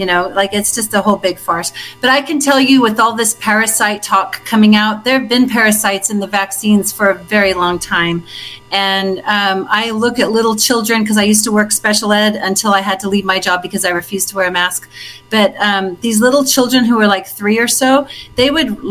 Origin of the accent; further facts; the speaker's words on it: Melbourne, Victoria, Australia; moved away as an adult; also born or lived in Bendigo, Victoria; I was born in Essendon, which is right near Melbourne. Uh-huh. And I lived in Bendigo, which is the gold mining town.